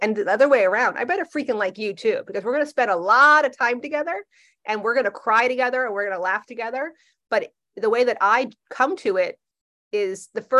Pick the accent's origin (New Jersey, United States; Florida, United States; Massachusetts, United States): New Jersey, United States; I'm from Jersey. We're not shiny.